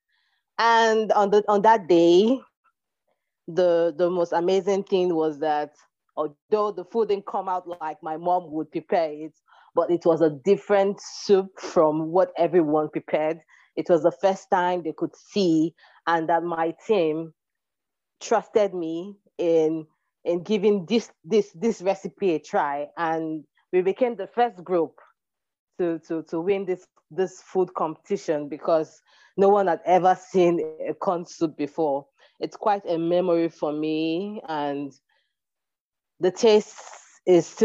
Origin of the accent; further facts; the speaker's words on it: Lagos, Nigeria; also born or lived in Delta State, Nigeria (ancestral home) / Togo / Benin; now in Burkina Faso; I was born in Lagos State, Ajegunle to be precise. But home for me is Delta State